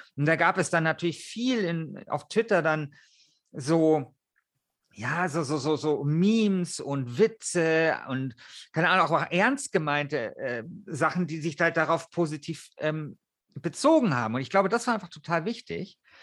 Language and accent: German; Germany; bei uns in Deutschland